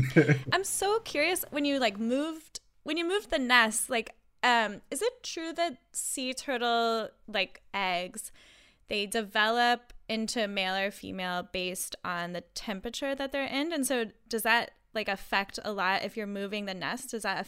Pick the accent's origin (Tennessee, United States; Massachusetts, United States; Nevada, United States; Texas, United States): Texas, United States; Austin; I grew up in Austin